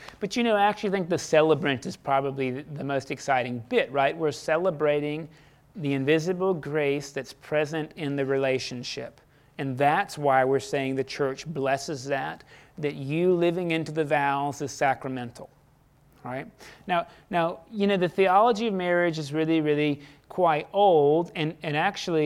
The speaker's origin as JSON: {"language": "English", "country": "United States", "tie": "born or raised there", "said": "I didn't deserve to be born American. I didn't ask God before I was born, please put me in America"}